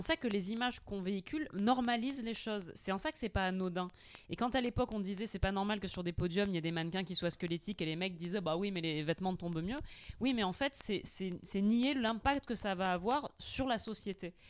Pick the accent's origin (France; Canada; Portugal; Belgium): France; Corsica; je suis corse